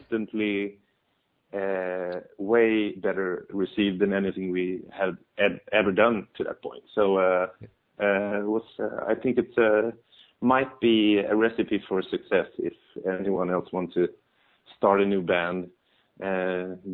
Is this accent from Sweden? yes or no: yes; Sweden; We're Swedish